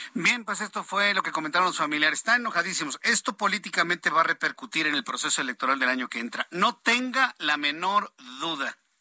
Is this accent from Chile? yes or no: no; Mexico; como mexicanos